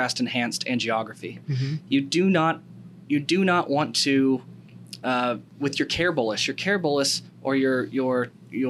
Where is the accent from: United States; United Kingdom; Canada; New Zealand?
United States; I'm an American